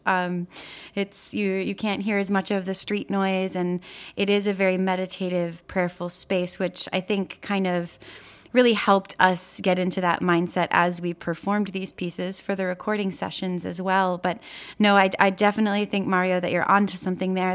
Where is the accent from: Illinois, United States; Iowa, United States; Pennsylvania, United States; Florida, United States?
Illinois, United States; Chicago; moved away as an adult; also born or lived in Wisconsin; now in Brooklyn, United States; I grew up in Chicago, Illinois